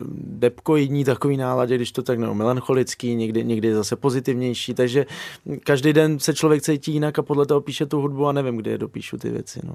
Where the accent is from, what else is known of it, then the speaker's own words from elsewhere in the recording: Moravia, Czechia; moved away as an adult; also born or lived in Ireland; já jsem kluk z Moravy